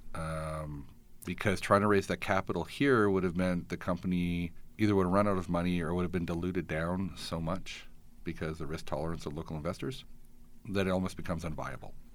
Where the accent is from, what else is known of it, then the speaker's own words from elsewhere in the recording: Edmonton, Alberta, Canada; now in Calgary, Canada; I grew up in Edmonton